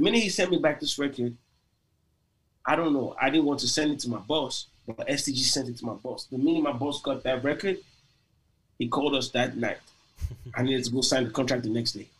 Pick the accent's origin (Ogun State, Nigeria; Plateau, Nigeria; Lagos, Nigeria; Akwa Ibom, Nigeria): Lagos, Nigeria; moved away as an adult; also born or lived in Port Harcourt, Nigeria; now in United States; I was born in Lagos, raised in Lagos.